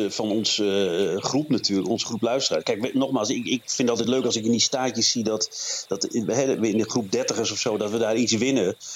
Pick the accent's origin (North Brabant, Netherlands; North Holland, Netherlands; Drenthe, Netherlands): Drenthe, Netherlands; Maar eh, nee, ik ben Drent